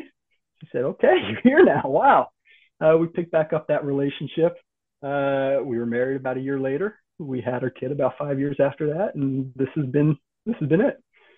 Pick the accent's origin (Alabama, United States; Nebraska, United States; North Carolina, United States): North Carolina, United States; also born or lived in United Kingdom; I was born in the United Kingdom in the early 80s, but we lived a lot in the U.S. Southeast, with a little bit of moving around. So mostly North Carolina is my homestead